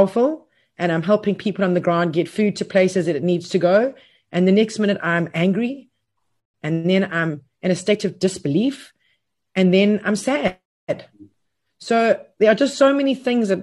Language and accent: English; KwaZulu-Natal, South Africa; moved away; my hometown where I grew up or went to school for most of my senior schooling